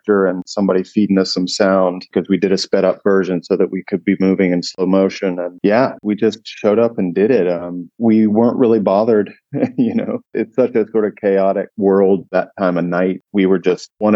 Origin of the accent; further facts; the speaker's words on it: Raleigh, North Carolina, United States; now in New York, United States; Raleigh, my hometown